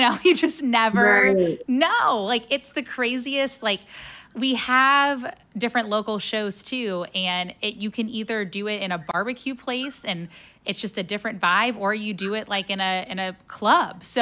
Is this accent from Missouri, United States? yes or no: no; Cincinnati, Ohio, United States; now in St. Louis, United States; I'm originally from Cincinnati